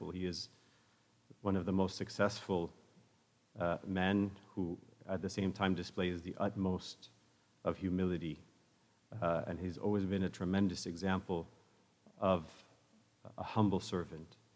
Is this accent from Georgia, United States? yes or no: no; the Bay Area, California, United States; when my wife and I were growing up in the Bay Area.